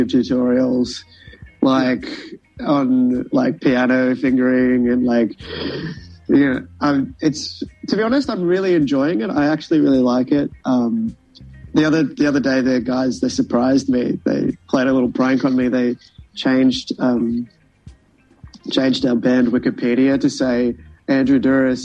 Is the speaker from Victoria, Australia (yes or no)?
no; Brisbane, Queensland, Australia; now in Melbourne, Australia; We're from Brisbane, so originally